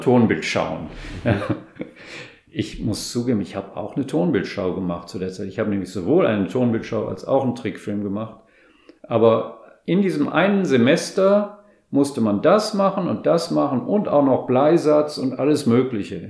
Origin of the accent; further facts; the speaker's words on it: Rhineland, Germany; moved away as an adult; also born or lived in Stuttgart; ich komme eher aus, also aus dem Rheinland